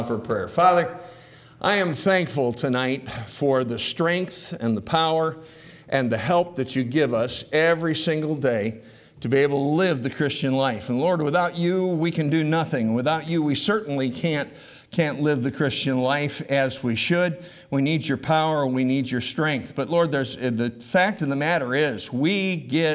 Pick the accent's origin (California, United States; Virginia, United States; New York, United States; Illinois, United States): New York, United States; Rochester; I grew up in Rochester